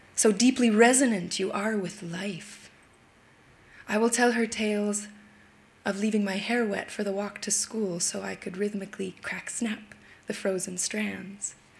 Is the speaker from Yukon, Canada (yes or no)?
yes; Yukon, Canada; now in Brooklyn, United States; I was raised in the Yukon Territory in the northwest of Canada